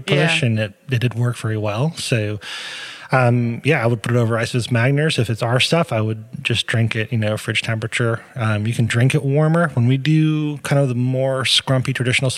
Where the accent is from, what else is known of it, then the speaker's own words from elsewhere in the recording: Massachusetts, United States; moved away as an adult; also born or lived in Europe; I'm from Massachusetts